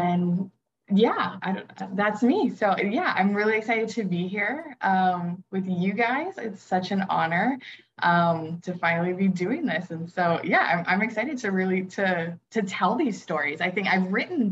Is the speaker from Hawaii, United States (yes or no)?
yes; Oahu, Hawaii, United States; I was born and raised on Oahu in Hawaii